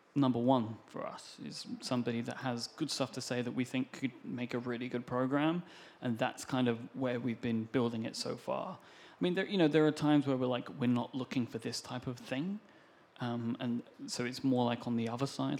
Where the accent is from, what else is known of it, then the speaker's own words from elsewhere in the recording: United Kingdom; I am British.